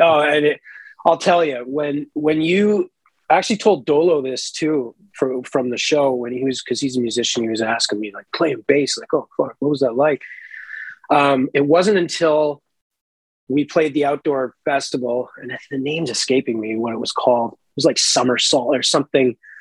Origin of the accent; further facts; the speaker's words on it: Canada; now in Toronto, Canada; I grew up right in the Bay of Fundy